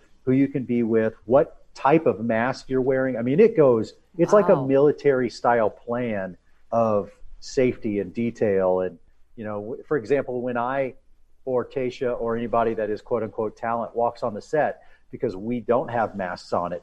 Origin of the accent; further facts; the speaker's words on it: Texas, United States; moved away as an adult; also born or lived in Oklahoma; I'm born and raised in Texas, and went to school in Oklahoma